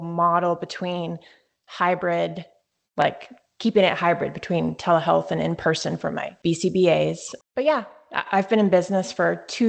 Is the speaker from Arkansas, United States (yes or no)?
no; Northern Virginia, United States; also born or lived in Winchester, Virginia; I live in Winchester, Virginia. But I grew up in Northern Virginia. We just moved out to the Shenandoah Valley.